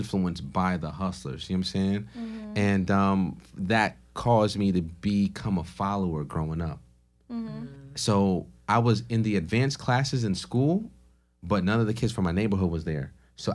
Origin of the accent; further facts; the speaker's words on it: Stamford, Connecticut, United States; also born or lived in Port-au-Prince, Haiti; I was born in Port-au-Prince, Haiti, raised in Stanford, Connecticut.